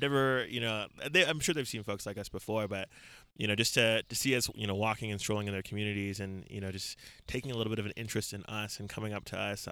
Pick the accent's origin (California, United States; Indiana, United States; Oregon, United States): California, United States; San Bernardino; also born or lived in Lagos, Nigeria / Queens, New York; I grew up in uh, San Bernardino, California, which is in like Southern California, like in the Inland Empire, like like an hour from